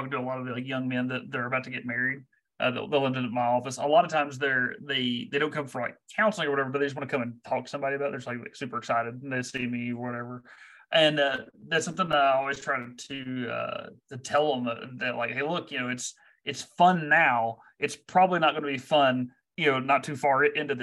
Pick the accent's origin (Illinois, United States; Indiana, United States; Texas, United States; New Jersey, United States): Texas, United States; moved away; I'm from Texas